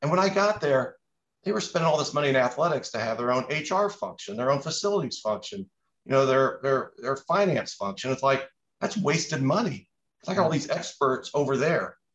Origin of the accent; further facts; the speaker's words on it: Indianapolis, Indiana, United States; I grew up in Indianapolis